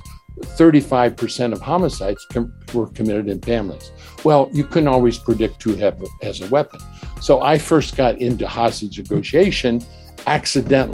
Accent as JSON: {"language": "English", "town": "Wapakoneta", "region": "Ohio", "country": "United States", "tie": "born or raised there", "also_born_or_lived": "Brunnerdale, Ohio", "moved": "as an adult", "lives_now": "Switzerland", "said": "I grew up in Wapakoneta, Ohio, just north of Dayton"}